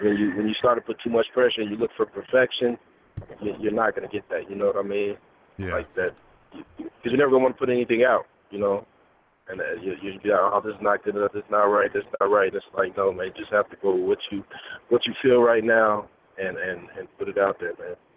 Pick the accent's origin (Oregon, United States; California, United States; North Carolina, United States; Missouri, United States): Missouri, United States; Kansas City; It's where I'm from. I'm from Kansas City.